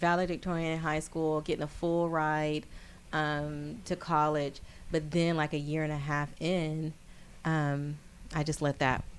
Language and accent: English; Detroit, Michigan, United States; but I'm from Detroit.